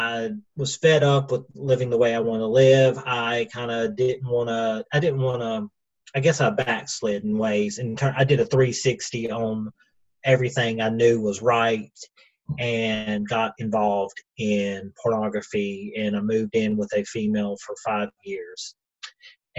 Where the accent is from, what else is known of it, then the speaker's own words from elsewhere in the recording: Cleveland, Tennessee, United States; also born or lived in Atlanta, Georgia; I'm from Cleveland, Tennessee. We've been here since 92, and that's kind of my, I guess, home, because this is where I've lived the longest